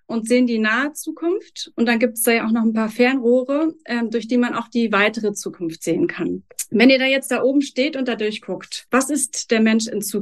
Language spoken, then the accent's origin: German; Berlin, Germany; Ich verfolge eure Aktivitäten ja schon ähm, als Berlinerin etwas länger, ähm, seit die Krabben durch Berlin gezogen sind